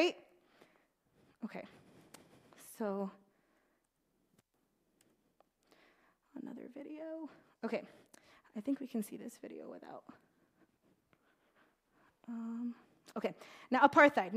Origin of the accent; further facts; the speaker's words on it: United States; I was born and raised in America